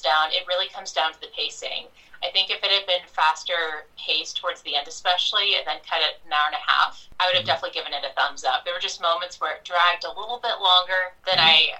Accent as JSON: {"language": "English", "region": "Mississippi", "country": "United States", "moved": "yes", "said": "I'm from Mississippi originally"}